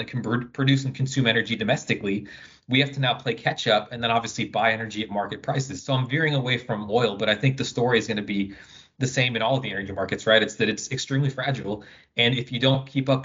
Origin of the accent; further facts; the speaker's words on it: United States; accent: American; moved away as an adult; also born or lived in Houston; now in France; I grew up in the States, but I'm actually French